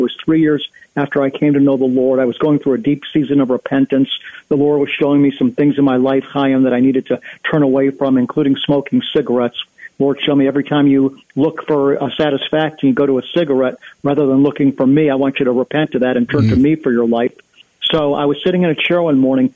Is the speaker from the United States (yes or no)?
yes; United States; as an American